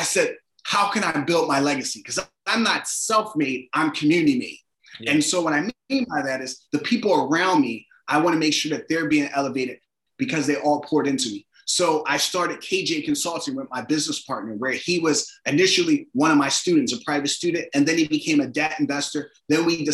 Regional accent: Philadelphia, Pennsylvania, United States; I grew up in Philadelphia, in a working class neighborhood

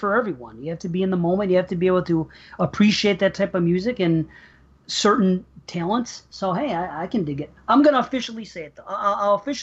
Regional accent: Buffalo, New York, United States; I'm from New York, but I'm from Buffalo

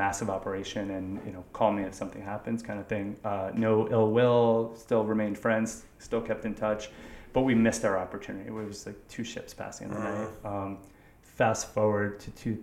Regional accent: New York City, New York, United States; also born or lived in Westchester, New York; I grew up in Manhattan and went to high school in Westchester

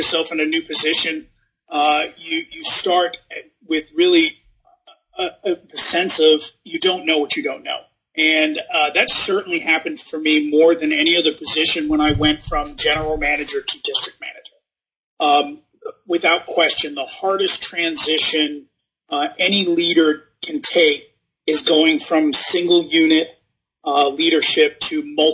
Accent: Rhode Island, United States; moved away as an adult; also born or lived in New York / New Hampshire / Virginia; I was raised in Rhode Island, went to school in New Hampshire

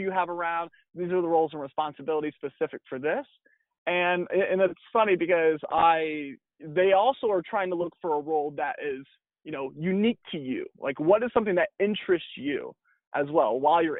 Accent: Holgate, Ohio, United States; moved away as an adult; now in California, United States; Born and raised in Ohio. So Northwest Ohio is, you know, hometown called Holgate, Ohio, very small

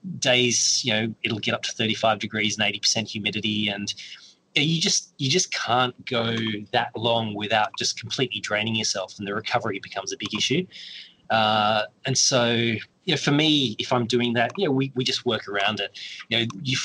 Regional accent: Perth, Western Australia, Australia; moved away; I'm from Perth. And when I left Perth

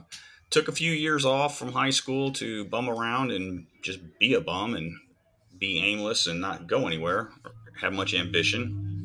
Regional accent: Alabama, United States; also born or lived in California, United States; I was born in California while my dad was in Vietnam. My dad was born in Mississippi while his dad was in World War II. So moved to Alabama, grew up.

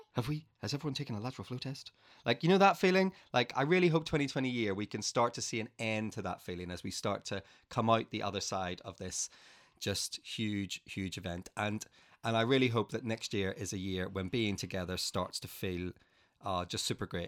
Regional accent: Northern Ireland, United Kingdom; moved away as an adult; I grew up in Northern Ireland

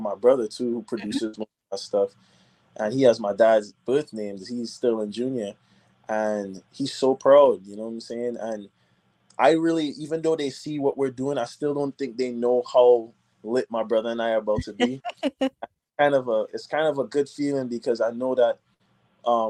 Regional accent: Nashville, Tennessee, United States; moved away as an adult; also born or lived in Trinidad and Tobago / Boston / Atlanta; now in Los Angeles, United States; I grew up in Nashville

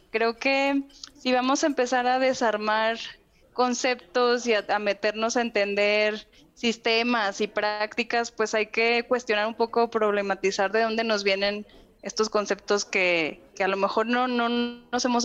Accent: northern Mexico, Mexico; Estoy sacando mi, mi norteña interna muy orgullosamente para decirles que de donde yo vengo, raza, se puede usar de una forma muy bonita.

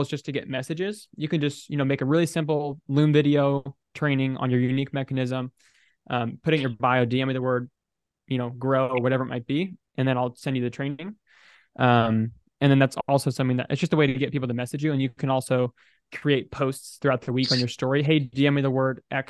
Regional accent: United States; I'm an American, I'm a bro, I'm 20 years old

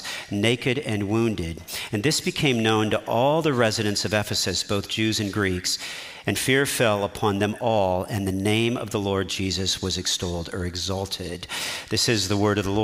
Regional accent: United States; as American citizens

